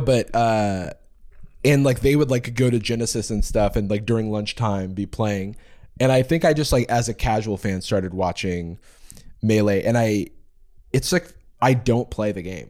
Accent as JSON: {"language": "English", "town": "Gainesville", "region": "Florida", "country": "United States", "tie": "born or raised there", "said": "the University of Florida, which is in my hometown"}